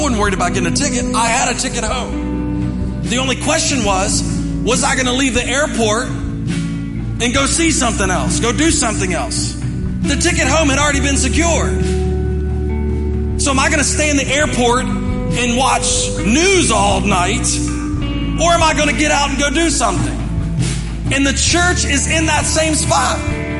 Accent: Arden, West Virginia, United States; from Arden, West Virginia. That's where I grew up.

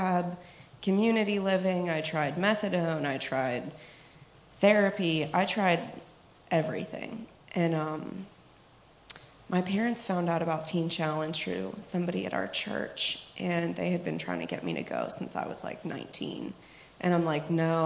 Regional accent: Pittsburgh, Pennsylvania, United States; I'm from Pittsburgh

